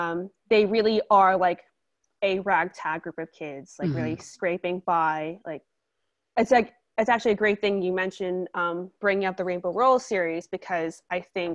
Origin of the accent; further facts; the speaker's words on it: United States; I'm Asian American